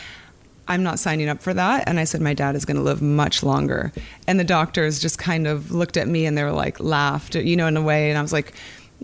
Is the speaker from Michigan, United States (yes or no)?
no; Ocean Shores, Washington, United States; In Washington, in a small town, Ocean Shores, Washington.